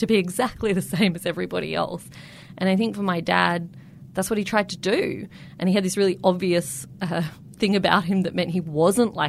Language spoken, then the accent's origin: English; Canberra, Australian Capital Territory, Australia; I grew up in Canberra